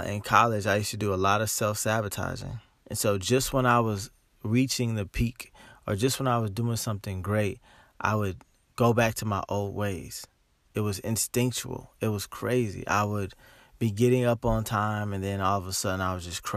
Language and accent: English; Dayton, Ohio, United States; moved away as an adult; also born or lived in Los Angeles, California; I'm from Dayton, Ohio. And I moved to Los Angeles about 8 years ago. I live in Dayton, Ohio now.